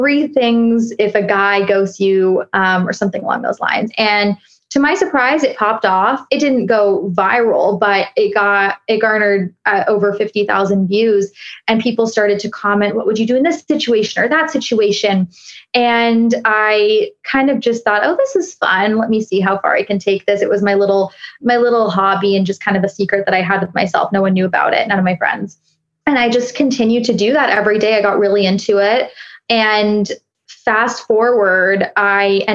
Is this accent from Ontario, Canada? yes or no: yes; Toronto, Ontario, Canada; accent: Canadian; now in Miami, United States; I'm based in Miami, but I'm from Toronto